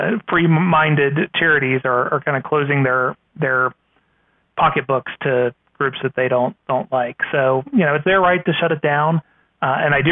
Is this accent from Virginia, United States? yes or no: yes; Virginia, United States; My home state of Virginia